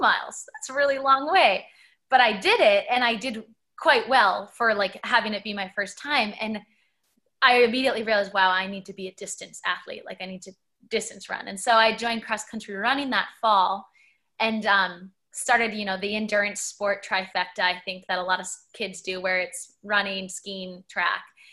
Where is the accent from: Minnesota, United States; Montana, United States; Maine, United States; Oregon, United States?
Minnesota, United States; Minneapolis; I grew up in Minneapolis, Minnesota. I spent, you know, my school years there